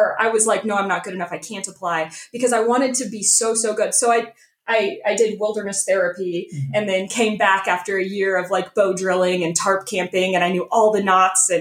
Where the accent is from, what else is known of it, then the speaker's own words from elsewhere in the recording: Lewisburg, United States; one of my Lewisburg friends, that's where I grew up, was Lewisburg